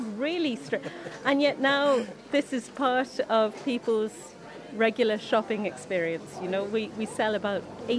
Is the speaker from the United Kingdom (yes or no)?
yes; England, United Kingdom; now in Ireland; I came from England, I only spoke English, and now my children speak Irish.